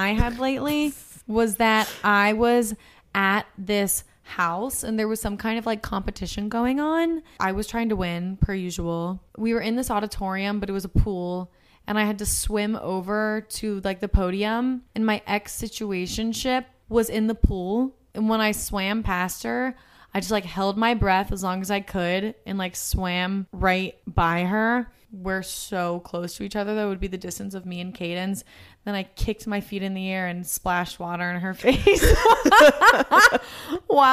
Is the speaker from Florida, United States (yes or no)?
no; Cincinnati, Ohio, United States; moved away; Cincinnati has definitely progressed more since I've left